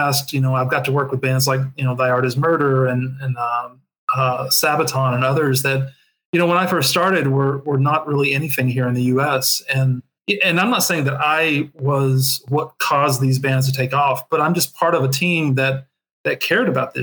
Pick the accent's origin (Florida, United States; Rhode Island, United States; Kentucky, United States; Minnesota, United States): Kentucky, United States; rural; moved away as an adult; also born or lived in Nashville, Tennessee; growing up in the South, you know, in rural Kentucky